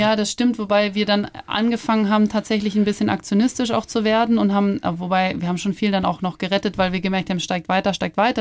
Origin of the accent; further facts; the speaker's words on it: Ammersee, Bavaria, Germany; moved away; am Ammersee bin ich ja schon sehr in der Natur und ländlich aufgewachsen.